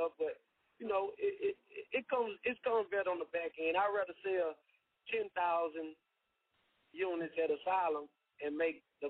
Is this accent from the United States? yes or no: yes; Louisiana, United States; I'm from Louisiana, man, right here in the bottom.